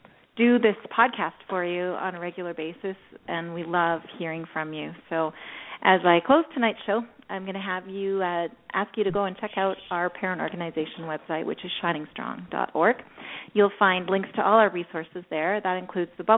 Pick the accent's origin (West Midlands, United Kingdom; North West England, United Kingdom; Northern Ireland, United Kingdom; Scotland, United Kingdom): Scotland, United Kingdom; I'm Scottish